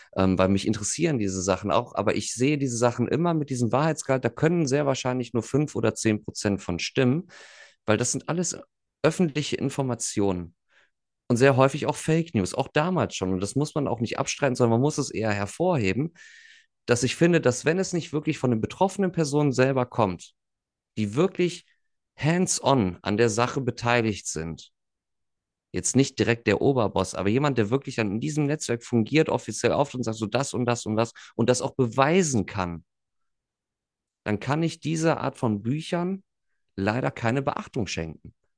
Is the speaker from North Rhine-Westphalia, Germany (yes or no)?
yes; near the Ruhr area, western Germany, North Rhine-Westphalia, Germany; da wo ich herkomme, 20 Minuten weiter bist du direkt so gefühlt im Pott